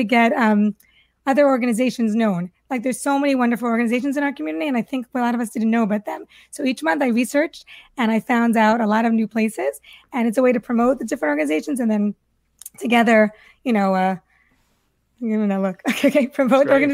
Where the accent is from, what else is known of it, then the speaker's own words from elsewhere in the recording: New York City, New York, United States; moved away as an adult; now in Boca Raton, United States; I'm from Washington Heights, New York